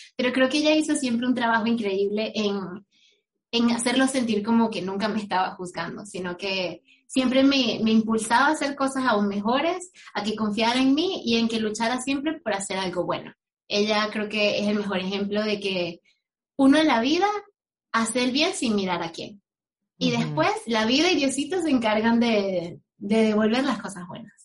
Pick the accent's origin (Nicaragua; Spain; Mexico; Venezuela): Venezuela; moved away as an adult; now in United States; yo me fui de Venezuela